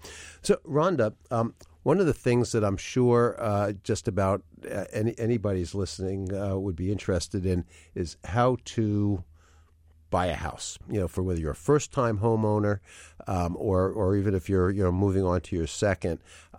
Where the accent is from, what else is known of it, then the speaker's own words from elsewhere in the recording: New York, United States; now in Philadelphia, United States; I grew up in Greenwich Village in New York, although I've been in Philadelphia for 40 years